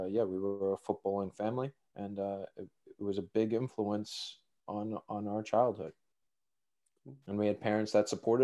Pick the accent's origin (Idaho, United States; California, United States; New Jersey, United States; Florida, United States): New Jersey, United States; Cherry Hill; moved away as an adult; also born or lived in New York City; now in Sweden; I grew up in South Jersey, Cherry Hill, New Jersey